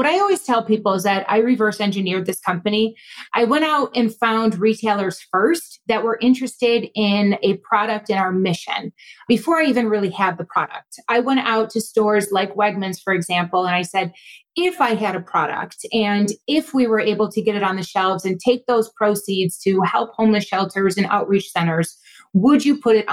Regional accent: Buffalo, New York, United States; now in Rochester, United States; I grew up in Buffalo

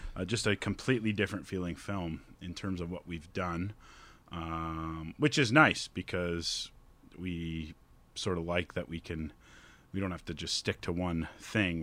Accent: Collingwood, Ontario, Canada; I'm from Collingwood

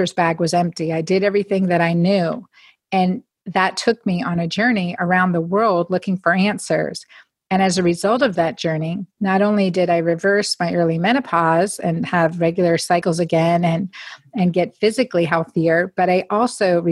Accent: Northeastern Pennsylvania, United States; growing up in Northeastern Pennsylvania

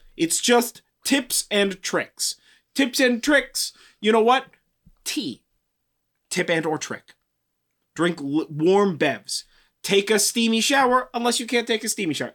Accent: California, United States; I'm from California

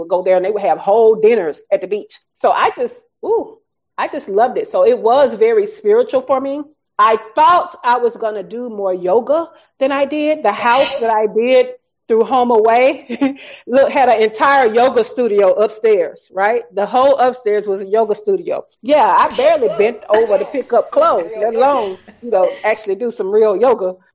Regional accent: the South, United States; accent: Southern; my Southern accent

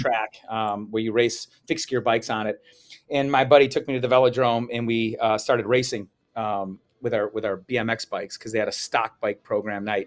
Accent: Chicago, Illinois, United States; I was from Chicago

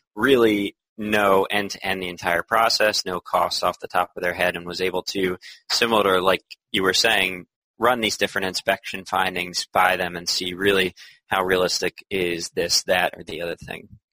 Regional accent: Philadelphia, Pennsylvania, United States; moved away as an adult; now in Boston, United States; I'm originally from Philadelphia

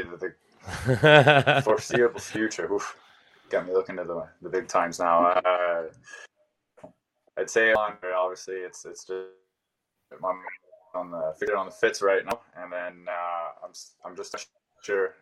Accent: Canada; now in Ireland; my home country of Canada

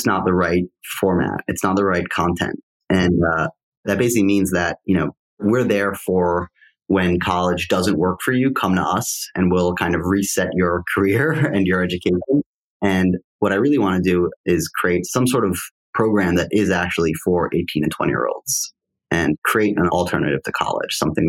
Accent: New York, United States; also born or lived in Wisconsin; I grew up in New York and I loved New York

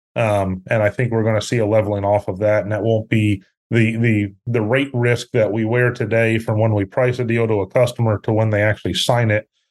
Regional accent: Pennsylvania, United States; moved away as an adult; also born or lived in Syracuse, New York; now in Houston, United States; I grew up up north in Pennsylvania. Live in Houston, Texas today.

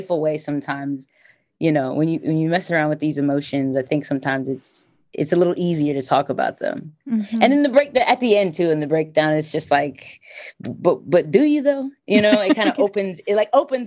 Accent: Delaware, United States; moved away as an adult; now in Philadelphia, United States; I'm from Delaware

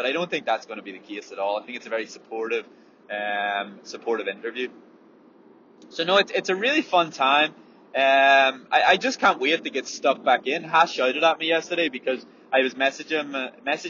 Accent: Ireland; as Irish people

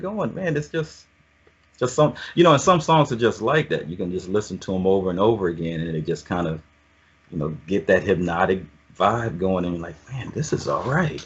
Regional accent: Oakland, California, United States; also born or lived in Atlanta, Georgia; I was born in Atlanta, but raised in the o- Oakland

